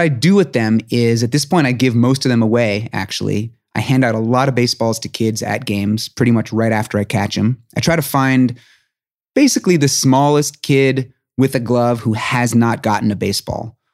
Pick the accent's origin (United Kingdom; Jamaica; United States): United States; New York City, New York; I grew up in New York City